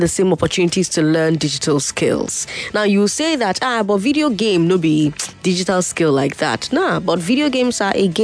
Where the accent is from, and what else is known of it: Nigeria